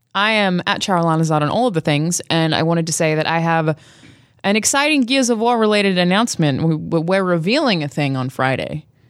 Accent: Australia; moved away; growing up in Australia and being there when that came out, where we don't have G

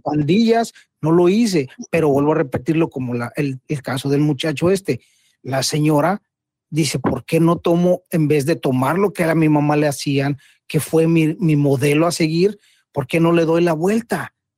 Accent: Mexico; como mexicano

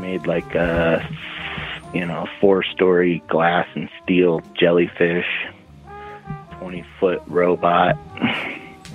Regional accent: Nevada, United States; I'm from Nevada.

